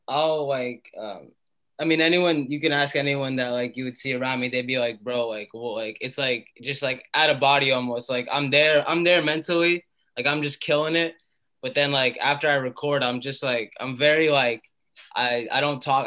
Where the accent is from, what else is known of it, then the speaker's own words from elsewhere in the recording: Atlanta, Georgia, United States; moved away as an adult; also born or lived in Malden, Massachusetts / Boston area; now in Boston, United States; we moved to Atlanta, and I grew up in Atlanta. I lived there for 18 years